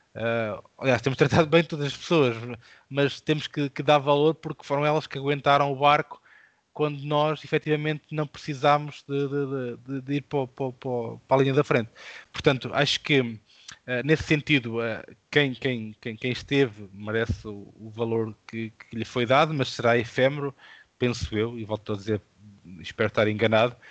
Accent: interior of Portugal, Portugal; interior, de onde eu sou natural

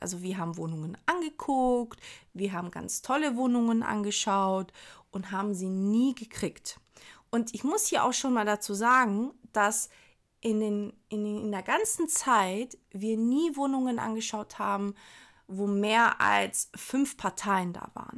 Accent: Hamburg, Germany; als Hamburger

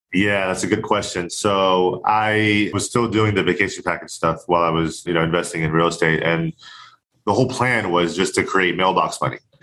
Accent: Orlando, Florida, United States; moved away as an adult; now in California, United States; I grew up, born and raised in Orlando, Florida

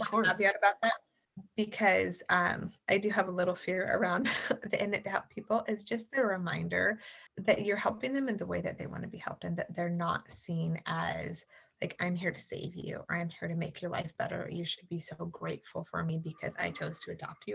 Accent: the South, United States; moved away as an adult; I grew up in the South

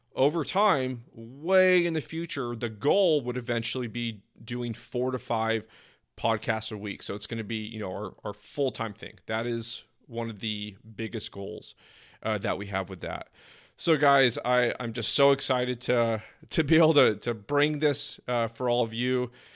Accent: East Bay Area, California, United States; also born or lived in San Diego; now in Phoenix, United States; I'm initially from the East Bay Area

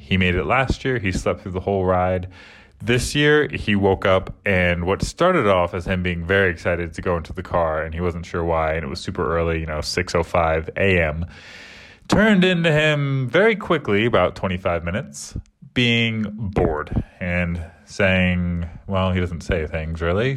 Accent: United States; moved away as an adult; now in England; I'm American, so I call it soccer.

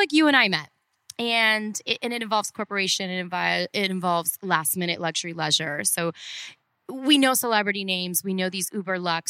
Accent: Cleveland, Ohio, United States; moved away as an adult; also born or lived in Orlando; now in Miami, United States; growing up in Cleveland

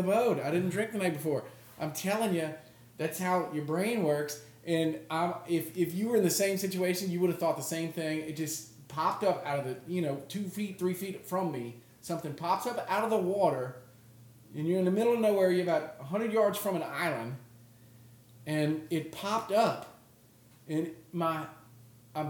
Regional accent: Louisiana, United States; I grew up in Louisiana

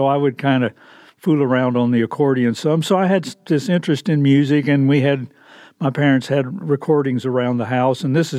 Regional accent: Norman, Oklahoma, United States; I'm from Norman, Oklahoma

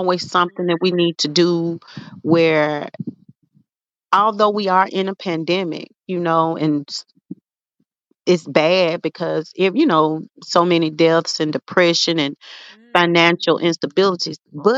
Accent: Memphis, Tennessee, United States; growing up in South Memphis, we grew up in Claiborne Home.

